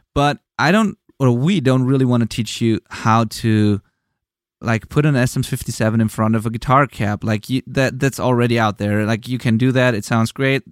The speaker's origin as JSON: {"language": "English", "country": "Germany", "second_language": "English", "said": "I'm from Germany. I'm not a native English speaker"}